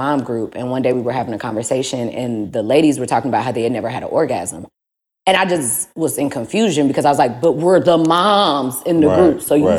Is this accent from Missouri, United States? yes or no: yes; St. Louis, Missouri, United States; I'm from St. Louis.